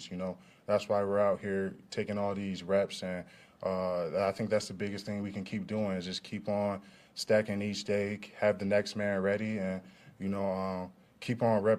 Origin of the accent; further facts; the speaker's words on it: Detroit, Michigan, United States; You know, I'm from Detroit. You know, grew up a Detroit fan base kid. You know, Pistons, Tigers, Lions, Red Wings, all of them teams.